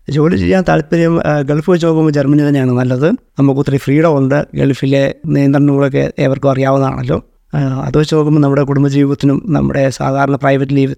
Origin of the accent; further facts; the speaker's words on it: Pullurampara, Kerala, India; moved away as an adult; also born or lived in Doha, Qatar; now in Frankfurt, Germany; നാട്ടിൽ കോഴിക്കോട് ജില്ലയിൽ പുല്ലൂരാമ്പാറ എന്ന സ്ഥലത്താണ്